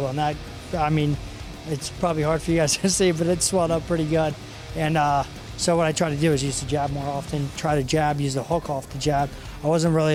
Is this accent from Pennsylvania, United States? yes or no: yes; Pottstown, Pennsylvania, United States; M&M Automotive, Lubin Automotive in Pottstown. They're from my hometown